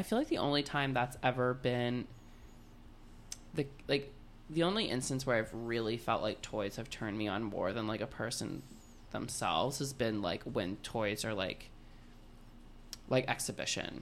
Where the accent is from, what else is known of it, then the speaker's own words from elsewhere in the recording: Florida, United States; I grew up in Florida